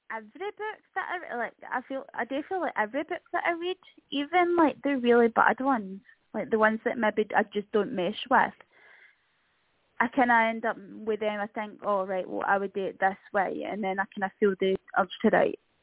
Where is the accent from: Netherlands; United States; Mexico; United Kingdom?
United Kingdom; Scotland; being Scottish